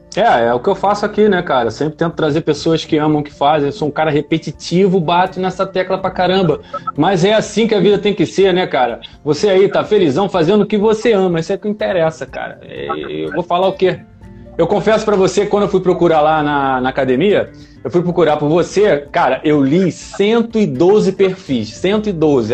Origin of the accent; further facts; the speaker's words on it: Nova Iguaçu, Rio de Janeiro, Brazil; natural aqui da minha terra, Nova Iguaçu